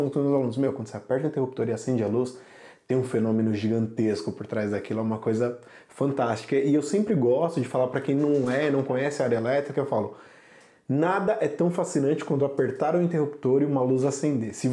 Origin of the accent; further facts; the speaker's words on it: São Paulo, Brazil; Sou de São Paulo. Da hora. São Paulo capital mesmo.